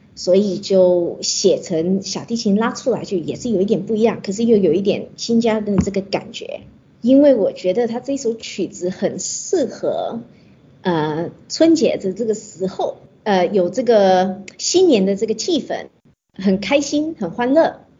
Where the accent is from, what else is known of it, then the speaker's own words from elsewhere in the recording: Australia; 我是澳洲出生，澳洲长大的， 所以一直都没有接触到，呃，中国的音乐，中国的文化